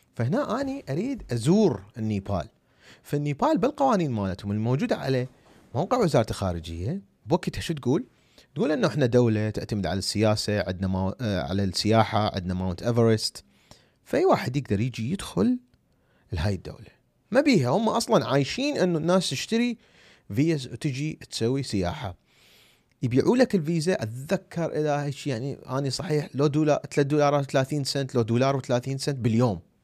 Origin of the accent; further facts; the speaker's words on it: Iraq; أنا عراقي. شوفوا الجواز مالتي العراقي